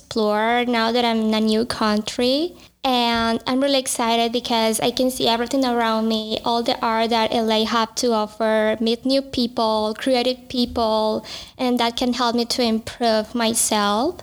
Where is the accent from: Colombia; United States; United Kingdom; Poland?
Colombia; moved away; I'm from Colombia